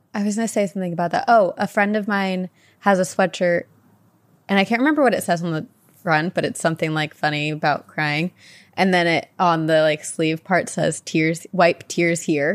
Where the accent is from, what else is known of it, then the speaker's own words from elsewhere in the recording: New Jersey, United States; I grew up in New Jersey near the Pine Barrens